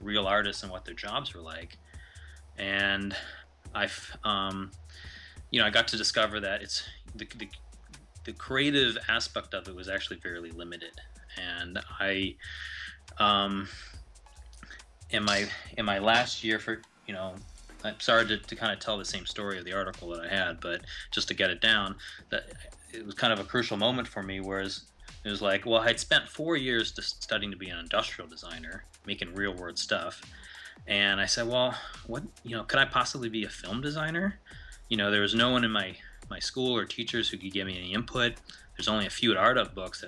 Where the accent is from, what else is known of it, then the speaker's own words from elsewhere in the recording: Ohio, United States; also born or lived in India; I grew up in Ohio